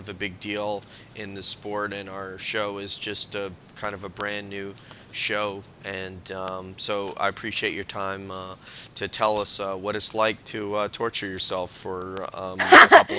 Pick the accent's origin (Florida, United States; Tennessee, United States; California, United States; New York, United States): New York, United States; near West Point; moved away as an adult; now in Laguna Niguel, United States; I grew up in New York, actually, and then I was in the military for 21 years after that, but yeah, I grew up in New York, kind of near, about an hour and a half north of New York City, so somewhere around there, near West Point.